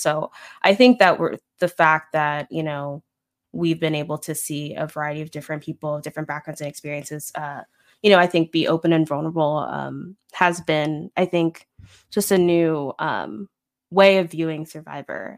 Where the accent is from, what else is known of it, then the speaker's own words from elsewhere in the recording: Florida, United States; moved away; also born or lived in Midwest; I'm from Florida, so that's, like, fake South, I guess, but it does has Southern elements, but I've also lived in the Midwest